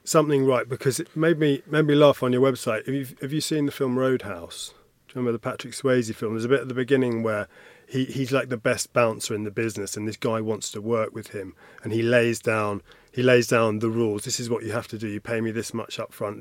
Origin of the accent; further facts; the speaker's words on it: United Kingdom; I'm, I'm British